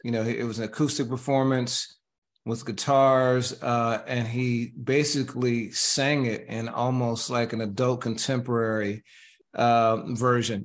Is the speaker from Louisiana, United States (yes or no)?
no; Indiana, United States; I grew up in Indiana and my hometown was, is, was defined as so average to America